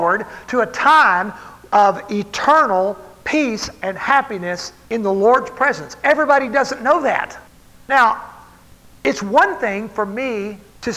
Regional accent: Texas, United States; I grew up in Texas

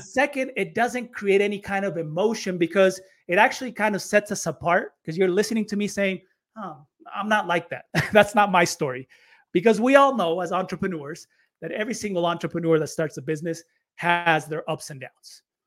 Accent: United States; moved away as an adult; also born or lived in Chile; I grew up in the States

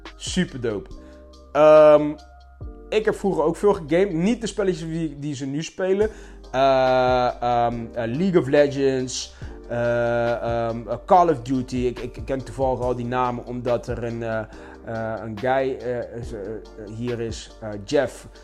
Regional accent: Curaçao; bij ons op Curaçao

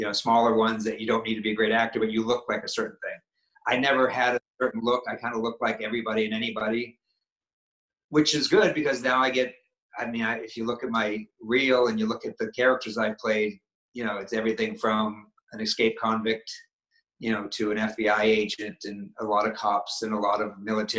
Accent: Maine, United States; and I'm from New England, I'm from Maine, so yes, that one comes off for natural to me

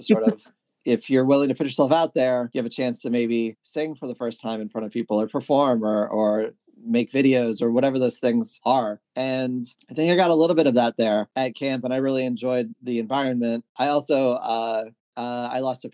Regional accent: Maryland, United States; I grew up in Maryland.

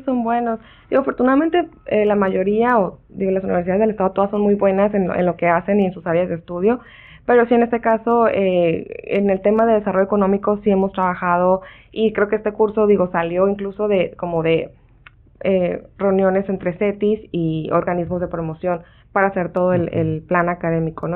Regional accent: Ensenada, Baja California, Mexico; moved away; Yo soy nacida en Ensenada y aunque he vivido fuera eh, y regreso

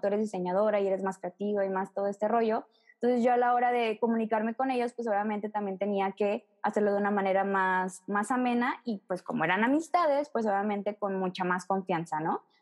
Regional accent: Mexico; nuestra obligación como mexicanos

